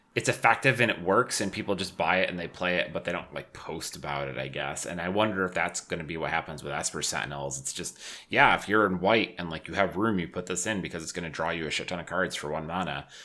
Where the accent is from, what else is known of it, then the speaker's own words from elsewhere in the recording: Syracuse, New York, United States; moved away as an adult; now in Buffalo, United States; I grew up in Syracuse and, you know, I was used to the snow